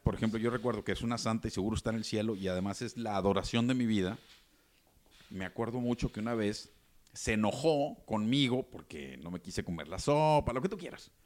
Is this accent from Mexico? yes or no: yes; Mexico; todos los que nos sentimos o somos mexicanos